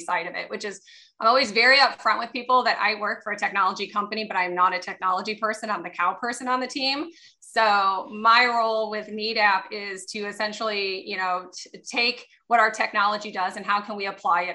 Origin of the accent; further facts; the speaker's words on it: Illinois side, United States; I grew up in the Quad City area on the Illinois side of the river